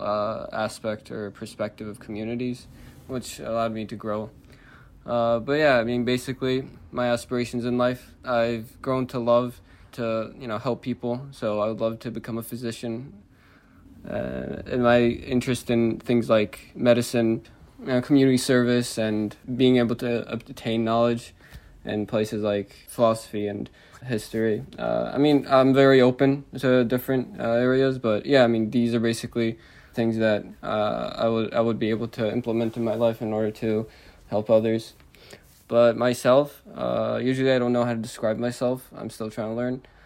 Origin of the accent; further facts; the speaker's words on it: New Jersey, United States; I'm a Jersey boy. I've been living in New Jersey my entire life.